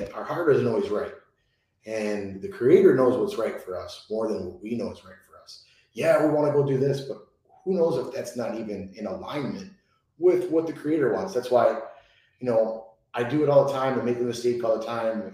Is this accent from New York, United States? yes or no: no; Chicago, Illinois, United States; I'm Italian. I'm from Chicago